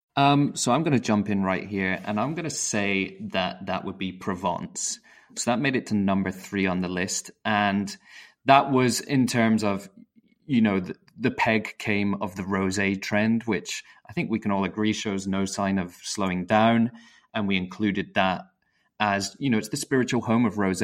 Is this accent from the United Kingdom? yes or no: yes; United Kingdom; I'm British